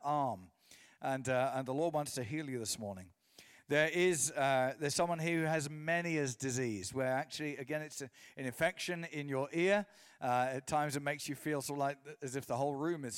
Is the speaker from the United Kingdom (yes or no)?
yes; England, United Kingdom; my mum is from Portadown. So I was raised in England